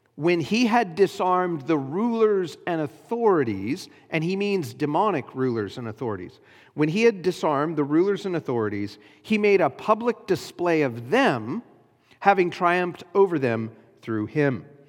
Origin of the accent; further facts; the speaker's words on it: United States